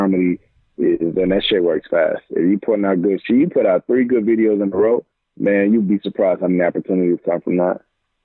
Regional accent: East Texas, United States; moved away; my hometown, the Tomato Bowl, hometown high school stadium

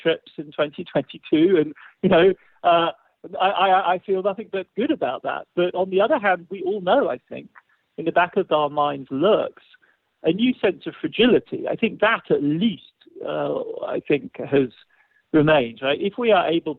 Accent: England, United Kingdom; I'm English, you know, I'm English

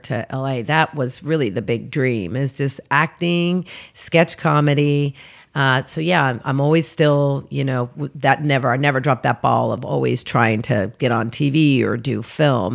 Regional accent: Oklahoma City, Oklahoma, United States; moved away as an adult; now in Los Angeles, United States; I'm originally from Oklahoma City, born and raised

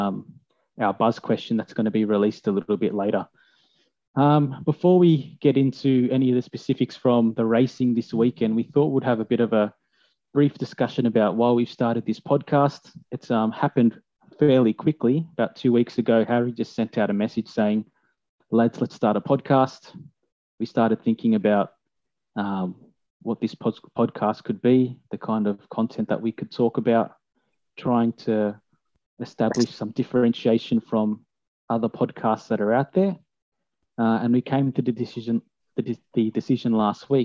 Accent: Australia; we're all Australian as well

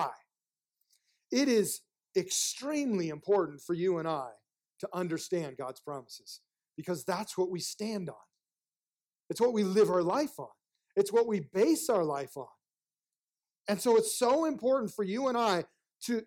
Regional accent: United States

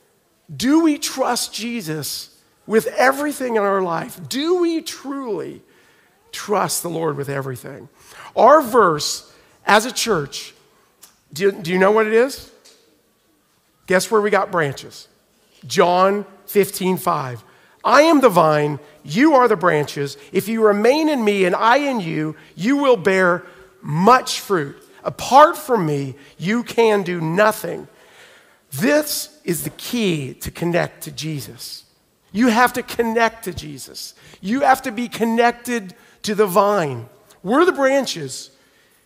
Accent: Oklahoma, United States; moved away; I'm from Oklahoma, so we get like sliding into snow and ice

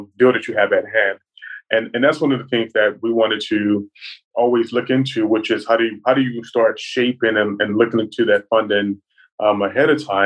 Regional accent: Dallas, Texas, United States; moved away as an adult; now in Atlanta, United States; I'm originally from Dallas, Texas, and then moved to Atlanta to get an MBA at Georgia Tech.

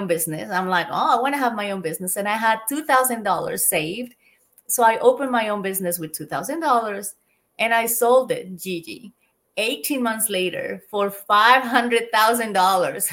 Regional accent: Colombia; moved away as an adult; also born or lived in United States / London, United Kingdom / Australia; I'm originally from Colombia, South America

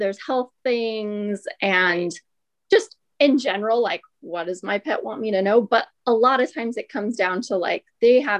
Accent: Ventura, California, United States; I'm from Ventura and most of my life here

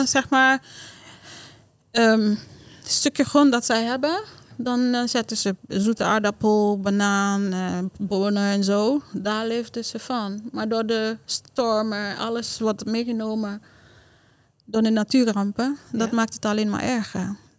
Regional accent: Haiti; Dutch is a second language; now in Netherlands; Dus bijvoorbeeld die dorp waar ik vandaan kom. Het is een dorp dat... Eh, ja, ik ben daar opgegroeid zonder luxe, zonder stroom

